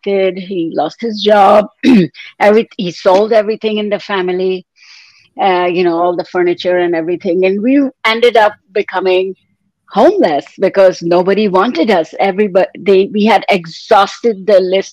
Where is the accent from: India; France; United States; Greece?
India; moved away as an adult; now in Canada; I was born and raised in India in a traditional family